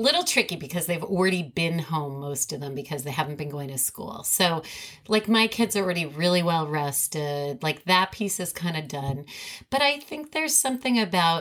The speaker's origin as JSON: {"language": "English", "town": "New York City", "region": "New York", "country": "United States", "tie": "born or raised there", "said": "grew up in New York City"}